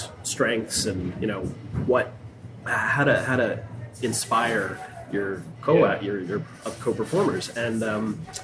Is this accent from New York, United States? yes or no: yes; Long Island, New York, United States; now in New Hampshire, United States; I grew up on Long Island